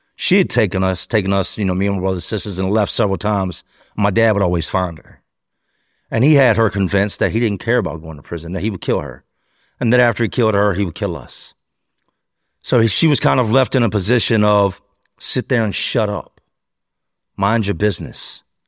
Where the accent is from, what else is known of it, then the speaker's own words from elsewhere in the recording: Charlotte, North Carolina, United States; moved away; also born or lived in Richmond, Virginia / Philadelphia; We took off to Charlotte